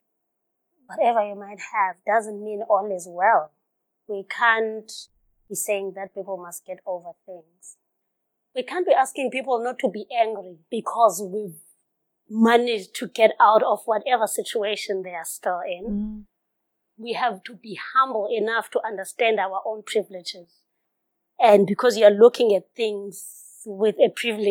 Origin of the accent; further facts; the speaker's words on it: Fuleni, KwaZulu-Natal, South Africa; moved away; I grew up in Fuleni